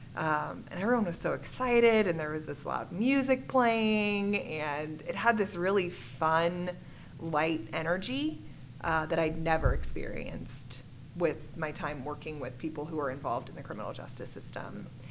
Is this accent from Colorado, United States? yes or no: yes; Littleton, Colorado, United States; I grew up in Littleton, Colorado. I'm one of those rare Colorado natives